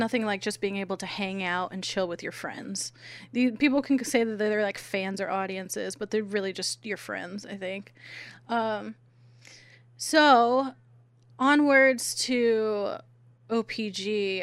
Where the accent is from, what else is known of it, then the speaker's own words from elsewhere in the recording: San Diego, California, United States; I'm from San Diego